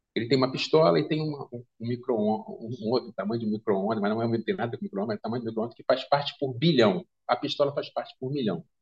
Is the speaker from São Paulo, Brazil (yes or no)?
no; Rio de Janeiro, Brazil; que eu sou carioca, e eu acompanhei desde criança